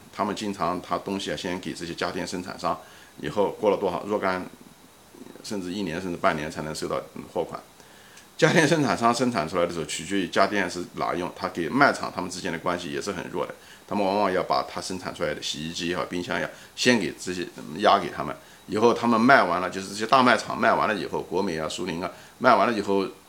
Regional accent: Ma'anshan, Anhui, China; moved away; 我曾经工作的一家公司，就是马刚公司，在安徽省马鞍山的公司，也是我的出生地

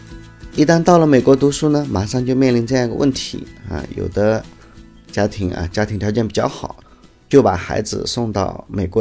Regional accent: China; 这么大个便宜，我们中国人怎么能不占呢？

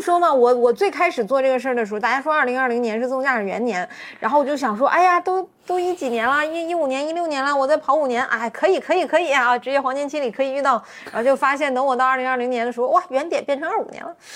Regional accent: Northeast China, China; 我是东北人，我们那儿开车就相对来说要生猛一些

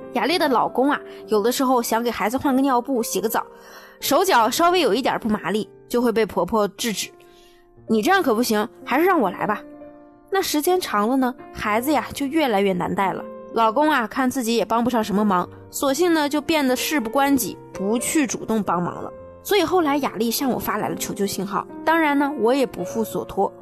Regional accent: China; also born or lived in Japan; 和我们中国有非常不同的一点

